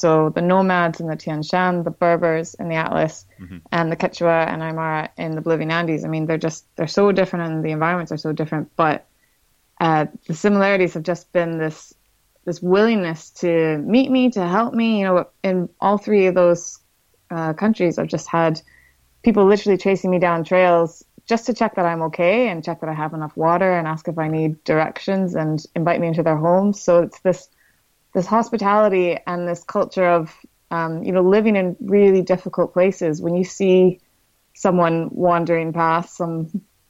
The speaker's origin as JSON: {"language": "English", "country": "Canada", "said": "I'm from the Canadian Rockies and mountains are just home"}